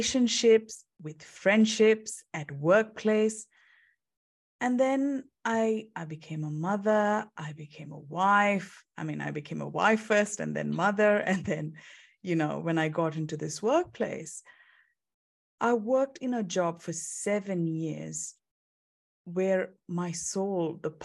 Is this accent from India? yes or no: yes; India; moved away as an adult; also born or lived in United Kingdom; now in Perth, Australia; I'm originally from India